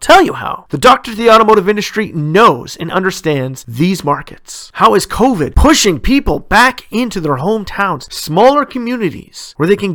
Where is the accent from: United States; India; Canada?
Canada; Ontario; my home province of Ontario